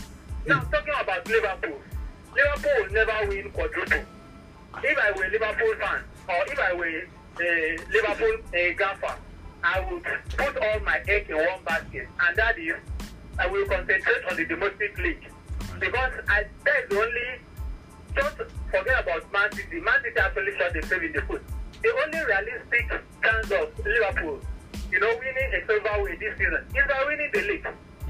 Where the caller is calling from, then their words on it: Akure, Ondo, Nigeria; I'm calling from Akure.